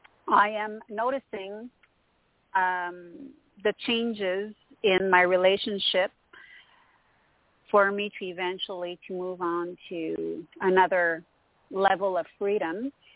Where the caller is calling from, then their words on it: Montreal, Quebec, Canada; Hello, Toni. This is … from Montreal, Canada.